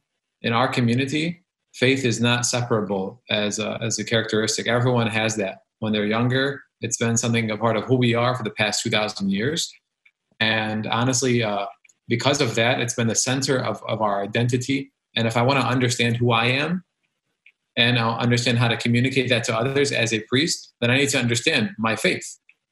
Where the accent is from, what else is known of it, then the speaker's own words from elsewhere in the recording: United States; I was raised as an American